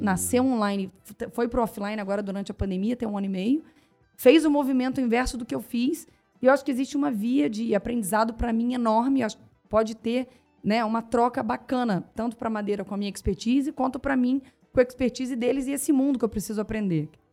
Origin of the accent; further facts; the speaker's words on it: Barra Mansa, Rio de Janeiro, Brazil; moved away as an adult; also born or lived in Três Rios; eu nasci em Três Rios, cresci em Barra Mansa e fui para o Rio de Janeiro fazer faculdade